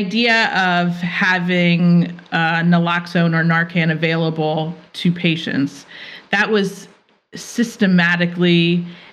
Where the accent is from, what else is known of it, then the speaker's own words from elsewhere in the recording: Philadelphia, Pennsylvania, United States; I'm from Philadelphia